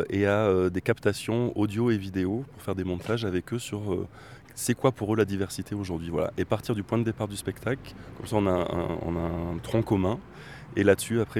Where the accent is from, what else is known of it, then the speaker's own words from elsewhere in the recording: Bordeaux, Nouvelle-Aquitaine, France; on a participé à un, un grand événement sur la ville de Bordeaux, parce qu'on est originaire de Bordeaux